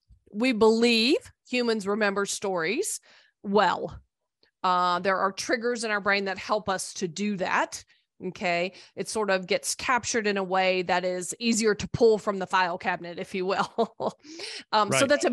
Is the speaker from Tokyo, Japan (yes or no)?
yes; Tachikawa, Tokyo, Japan; born there; Well, I was born a United States Air Force brat, so I was born in Tachikawa, Japan. I've lived in many places, traveled a lot.